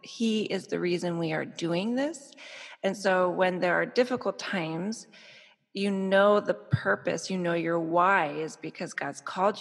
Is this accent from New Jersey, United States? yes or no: yes; New Jersey, United States; also born or lived in Chicago, Illinois; now in Miami, United States; I'm originally from New Jersey